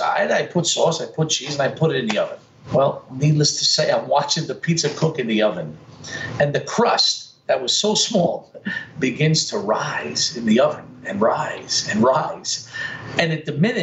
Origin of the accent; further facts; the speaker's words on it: New York City, New York, United States; I grew up in Brooklyn